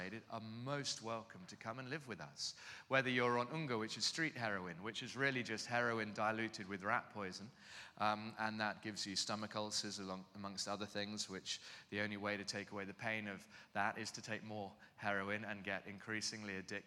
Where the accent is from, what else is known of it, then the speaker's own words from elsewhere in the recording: London, United Kingdom; moved away as an adult; now in Cape Town, South Africa; I'm from London, southeast London.